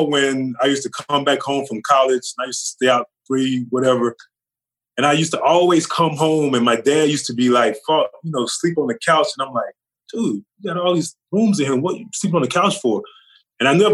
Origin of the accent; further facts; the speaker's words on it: Charlotte, North Carolina, United States; also born or lived in Louisiana; we moved from Louisiana to North Carolina, to Charlotte